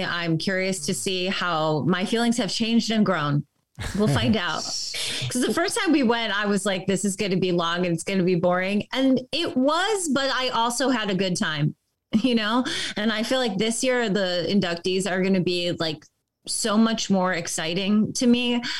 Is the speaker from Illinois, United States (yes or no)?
yes; Chicago, Illinois, United States; now in Los Angeles, United States; I grew up in Chicago and I did improv and comedy there. And then I moved to LA and I do improv and comedy here.